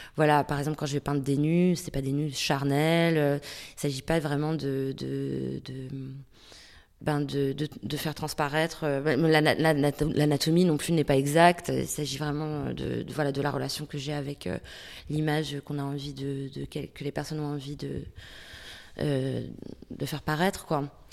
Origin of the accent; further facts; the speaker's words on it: Denmark; moved away as an adult; now in France; j'ai grandi au Danemark jusqu'à mes 18 ans